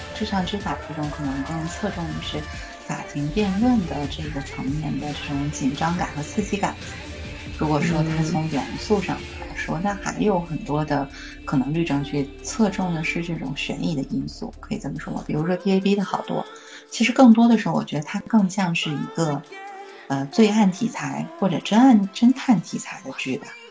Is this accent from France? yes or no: no; China; 我们大陆的